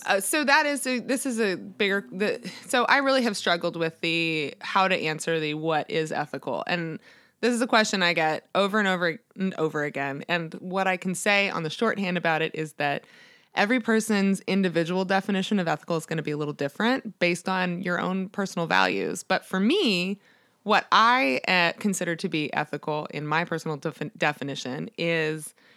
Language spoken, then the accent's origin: English; Annapolis, Maryland, United States; born or raised there